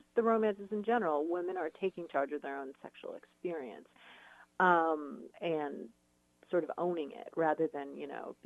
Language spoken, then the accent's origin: English; San Diego, California, United States; also born or lived in upstate New York / Los Angeles; I grew up down in San Diego.